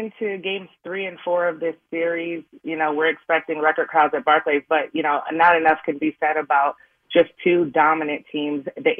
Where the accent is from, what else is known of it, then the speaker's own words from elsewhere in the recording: Connecticut, United States; Yeah, I've been in the Northeast my entire life. I'm originally from Connecticut. I played at Canisius College out in Buffalo, New York